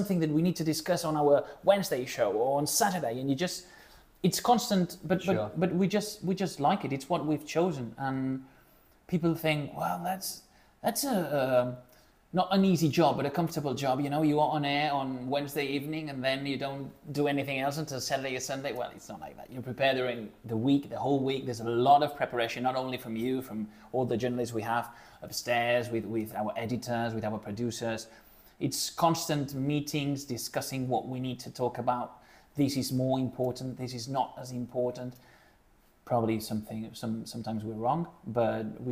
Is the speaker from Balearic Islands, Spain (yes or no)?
yes; Menorca, Balearic Islands, Spain; moved away as an adult; also born or lived in Barcelona; I'm originally from Menorca, which is a really small island in the Mediterranean Sea.